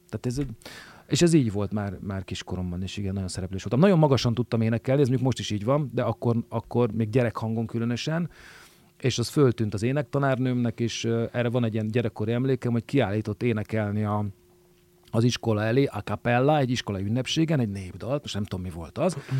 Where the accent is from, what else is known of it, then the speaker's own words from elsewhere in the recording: Budapest, Hungary; én belvárosi gyerek voltam, tehát a parlament tövében nőttem föl.